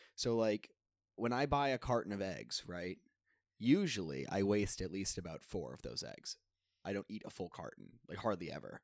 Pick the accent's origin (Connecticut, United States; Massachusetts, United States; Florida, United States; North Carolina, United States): Massachusetts, United States; south of Boston; I'm from south of Boston